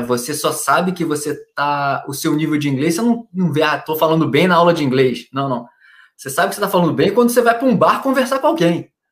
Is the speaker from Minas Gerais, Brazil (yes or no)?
no; Niterói, Rio de Janeiro, Brazil; moved away as an adult; Porque eu sou do Rio, então, morei minha vida inteira no, em Niterói, no Rio, no Rio, na cidade do lado do Rio de Janeiro